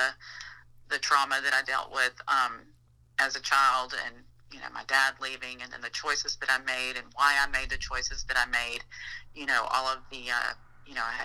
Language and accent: English; Florida, United States; moved away as an adult; also born or lived in Georgia; I grew up in Florida